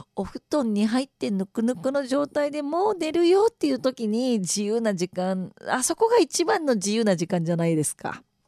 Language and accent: Japanese; Okayama, Japan; moved away as an adult; also born or lived in Tottori / Shimane; 私岡山出身なんですけど